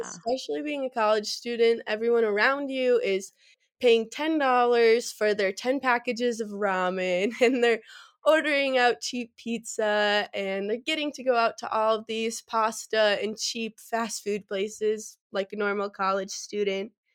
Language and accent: English; Verona, Wisconsin, United States; moved away as an adult; now in Fort Collins, United States; I'm originally from Verona, Wisconsin, which is just about ten minutes outside of Madison